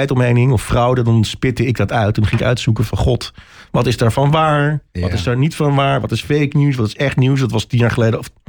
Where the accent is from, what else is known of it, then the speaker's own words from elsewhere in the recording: Huizen, North Holland, Netherlands; moved away as an adult; also born or lived in Amsterdam; now in Haarlem, Netherlands; ik ben echt import. Ik, eh, ik ben in het gooi opgegroeid. Ah. Mijn ouders wonen in Huizen.